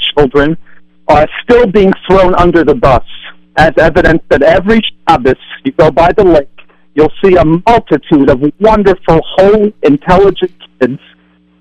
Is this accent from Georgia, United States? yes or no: no; Lakewood, New Jersey, United States; I'm from Lakewood and grew up here.